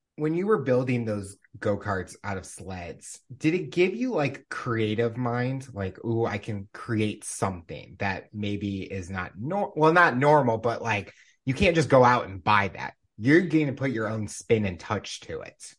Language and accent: English; Missouri, United States; growing up in Missouri